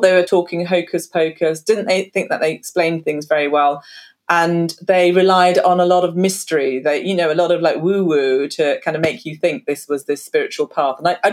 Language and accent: English; London, United Kingdom; I'm from South London originally